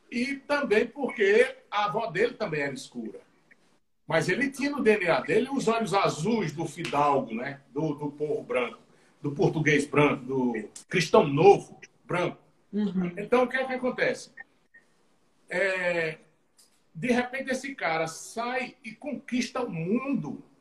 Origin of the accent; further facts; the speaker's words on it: Northeast Region, Brazil; accent: Northeastern Brazilian; Porque nós somos perseguidos é, pelo nosso sotaque. Até pelo sotaque a gente é perseguido. O Sudeste Maravilha, nada contra os, os sudestinos, não.